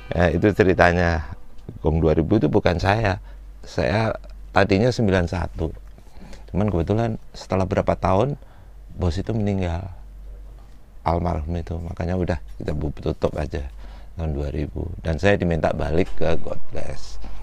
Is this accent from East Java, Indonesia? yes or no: yes; Malang, East Java, Indonesia; moved away; saya dari Malang